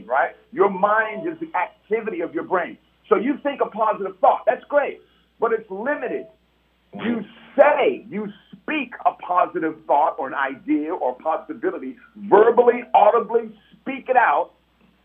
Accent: San Francisco, California, United States; growing up in San Francisco in Hunters Point

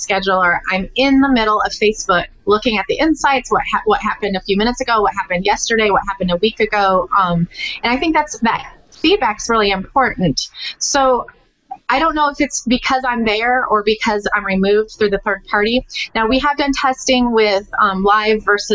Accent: Texas, United States; I'm a Texan.

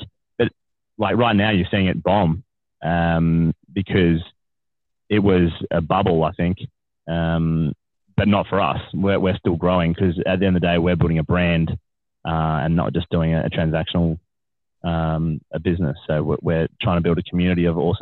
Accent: Australia; as an Australian men

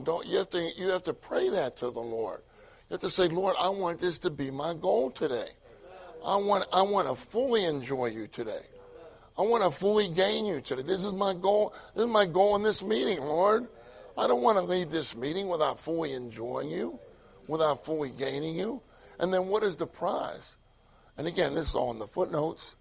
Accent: Pittsburgh, Pennsylvania, United States; moved away; I grew up in Pittsburgh

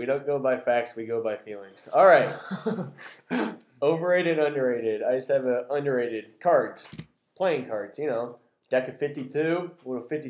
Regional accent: Clinton, Iowa, United States; I'm from Clinton.

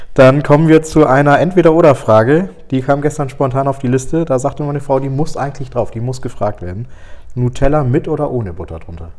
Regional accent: Flensburg, Schleswig-Holstein, Germany; Ich bin ja auch gebürtig aus Flensburg. Ein bisschen länger schon in Flensburg.

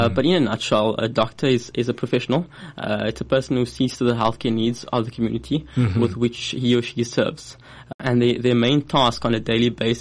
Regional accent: Cape Town, Western Cape, South Africa; also born or lived in Port Elizabeth / West Coast; I'm born and bred in Cape Town. I did my schooling in Cape Town as well

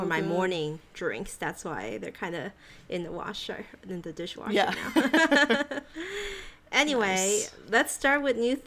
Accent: Thailand; moved away; growing up in Asia, I lived in Thailand

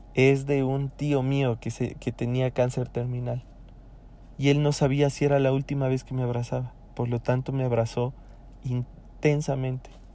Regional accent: Ecuador; acá en mi país

